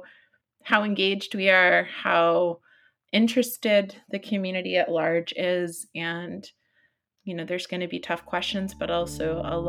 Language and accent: English; Florida, United States; now in Humboldt County, United States; I grew up in Florida, in a part of Florida where most tribal people had been displaced for more than 150 years from that land.